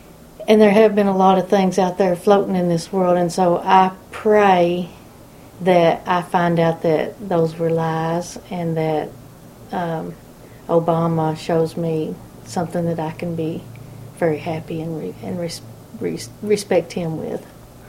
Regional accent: Kingdom Come Creek, Kentucky, United States

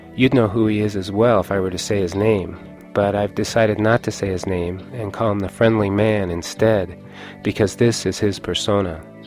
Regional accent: Lawrence, Kansas, United States; moved away; I was born here in Lawrence, but that I don't live here anymore

